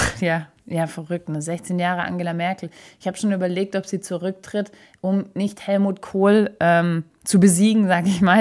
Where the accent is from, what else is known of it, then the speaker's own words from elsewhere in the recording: Stuttgart, Baden-Württemberg, Germany; wir Stuttgarter